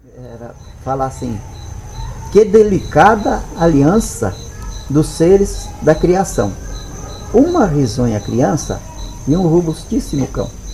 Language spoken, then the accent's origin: Portuguese; Rio Grande do Sul, Brazil; also born or lived in Rio Verde, Goiás / Mato Grosso; now in Pará, Brazil; eu sempre fui da atividade rural, toda a vida. Mas lá no sul